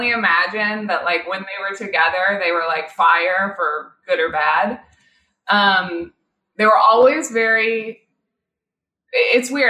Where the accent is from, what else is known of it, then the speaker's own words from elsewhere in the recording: Kansas City, Missouri, United States; moved away; growing up in Missouri